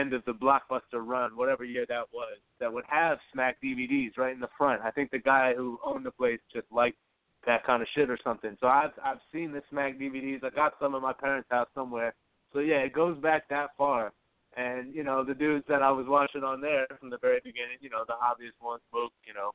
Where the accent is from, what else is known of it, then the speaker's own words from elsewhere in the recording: Baltimore, Maryland, United States; now in New York, United States; I grew up in Baltimore City. I've been in New York for, like, going on 9 years now